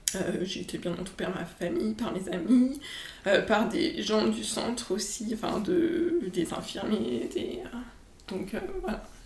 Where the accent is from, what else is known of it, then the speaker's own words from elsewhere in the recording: Annecy, Auvergne-Rhône-Alpes, France; also born or lived in Lyon; je suis rentrée chez moi à Annecy